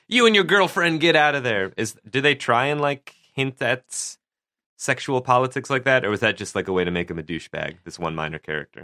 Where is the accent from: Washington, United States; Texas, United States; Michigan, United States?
Michigan, United States; Detroit; I'm from Detroit